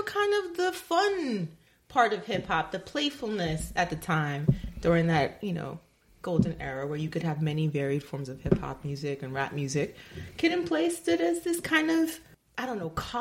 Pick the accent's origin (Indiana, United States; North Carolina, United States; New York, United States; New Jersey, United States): New York, United States; New York City; I come from the Bronx